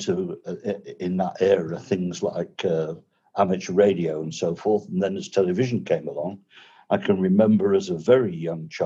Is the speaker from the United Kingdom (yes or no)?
yes; rural Lincolnshire, East Midlands, United Kingdom; moved away as an adult; also born or lived in Swaziland; now in Isle of Man; I was born and brought up in rural Lincolnshire, good farming county